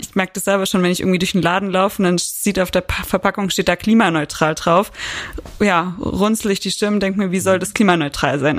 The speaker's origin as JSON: {"language": "German", "region": "Southern Germany", "country": "Germany", "moved": "yes", "lives_now": "Frankfurt, Germany", "said": "ich bin ja keine Frankfurterin. Ich komme ja eigentlich auch aus dem Süden Deutschlands"}